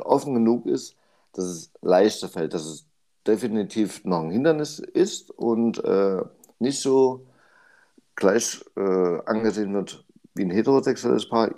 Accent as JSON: {"language": "German", "country": "Germany", "said": "Bei uns in Deutschland"}